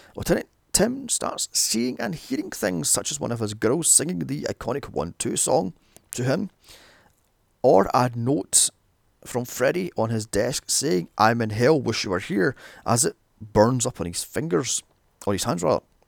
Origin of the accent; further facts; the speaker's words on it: Scotland, United Kingdom; a little known Scottish horror, Citadel, filmed in my hometown